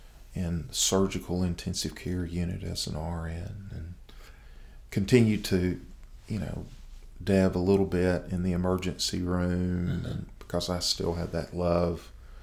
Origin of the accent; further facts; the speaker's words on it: Henderson, Tennessee, United States; also born or lived in Jacks Creek, Tennessee; So I grew up in Henderson, Tennessee, a little bedroom community about 30 miles south of here. Mm-hmm. And I actually grew up 5 miles east of Henderson in a little community called Jack's Creek.